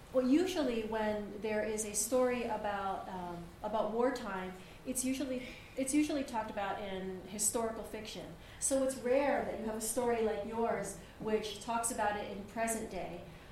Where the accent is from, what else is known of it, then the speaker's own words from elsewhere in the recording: Baltimore, Maryland, United States; I grew up here in Baltimore